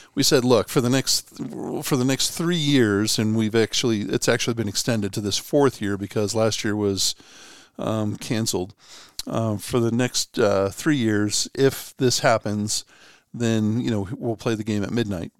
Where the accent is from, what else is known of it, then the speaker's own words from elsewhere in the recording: Cambridge, Massachusetts, United States; I grew up, I grew up in Cambridge, Massachusetts